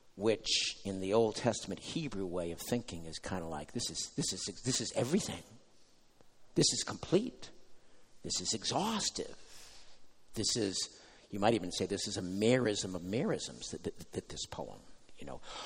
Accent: United States; as an American now

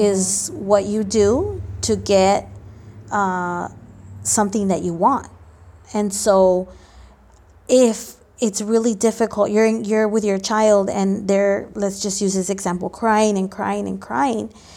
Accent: Los Angeles, California, United States; also born or lived in Mexico; I grew up here in L

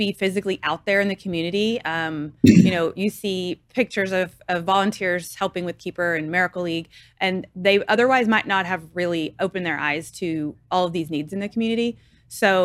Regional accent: Waco, Texas, United States; moved away as an adult; I'm from Waco

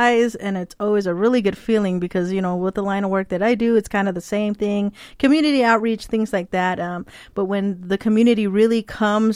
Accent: Tohono O'odham Nation, Arizona, United States; I grew up on the Tonawatam Nation, and I grew up in a village far west of the nation, and it was called Gatka

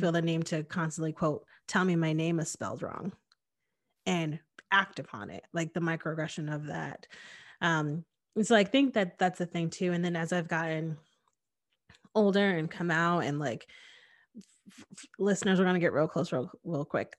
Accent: Hamden, Connecticut, United States; I grew up in Connecticut, um, in a very diverse place. I lived in Hamden, which was in New Haven County

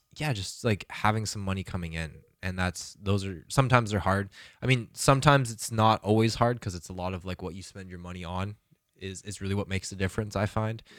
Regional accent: Calgary, Alberta, Canada; moved away; go back to my hometown and to fucking relax in Calgary

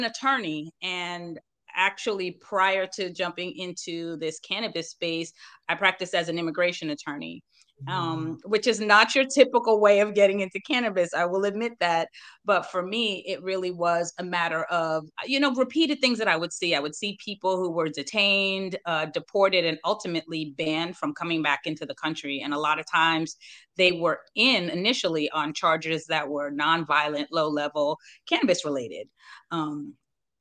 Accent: Northern New Jersey, United States; now in North Carolina, United States; I'm a Jersey girl, right? I'm from Northern Jersey

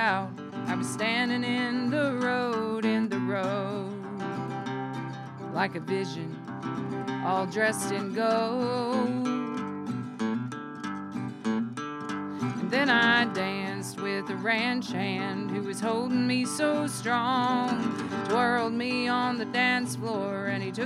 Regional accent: Southern, United States; accent: Southern; also born or lived in Austin, Texas / Arkansas; now in Northwest Arkansas, United States; my Southern accent

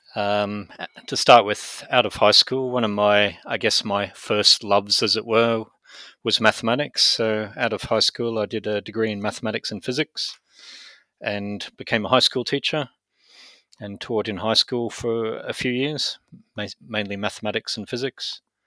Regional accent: Brisbane, Queensland, Australia; moved away as an adult; also born or lived in United Kingdom / United States; I was born in Brisbane, in Australia, and mainly grew up in Australia

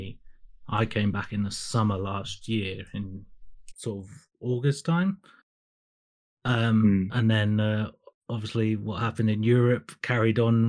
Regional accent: Norwich, East of England, United Kingdom; also born or lived in Suzhou, China / Taicang, China; I live in Norwich. I come from Norwich

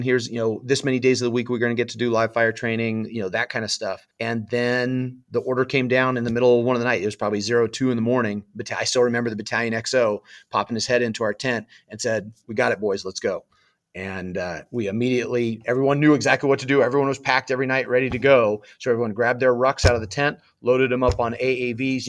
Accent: Southern California, United States; also born or lived in Oklahoma; Born and raised in Southern California

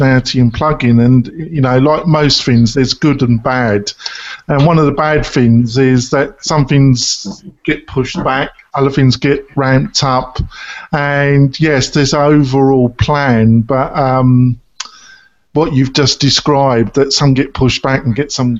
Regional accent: England, United Kingdom; I'm English

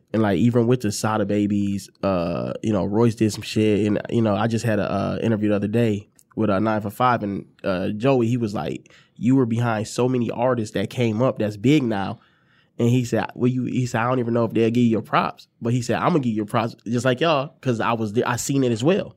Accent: Ypsilanti, Michigan, United States; also born or lived in Detroit, Michigan; I'm from Ipsy, you know, I, I lived, you know, I went to Lincoln High School

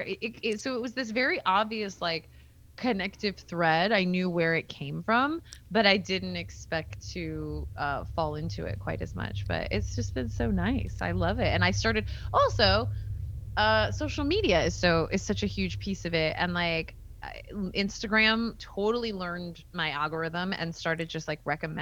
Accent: Bay Area, base of the Santa Cruz Mountains, California, United States; I'm from like kind of the base of the Santa Cruz Mountains

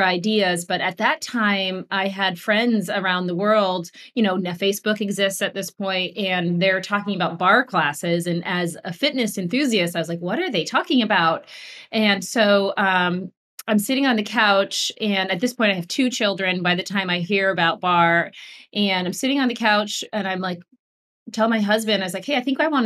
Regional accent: Vermont, United States; I grew up in Vermont and family of farmers

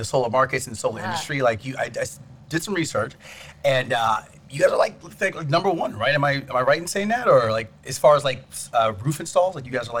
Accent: Alaska, United States; now in Arizona, United States; I'm originally from Alaska

